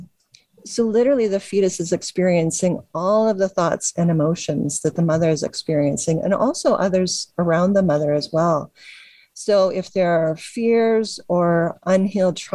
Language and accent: English; Canada; I'm Canadian